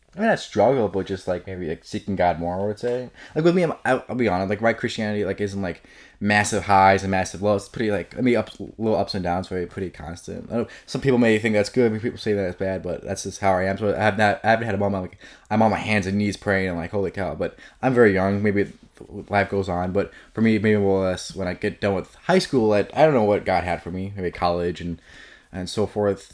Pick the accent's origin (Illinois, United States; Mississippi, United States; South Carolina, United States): Illinois, United States; Elmhurst; Grew up in Elmhurst my whole life, pretty much.